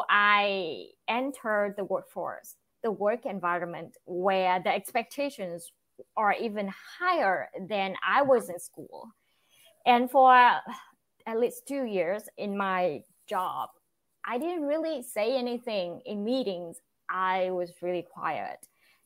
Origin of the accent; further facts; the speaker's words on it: Vietnam; English is a second language; now in United States; I'm originally from Vietnam, but I live in the United States now.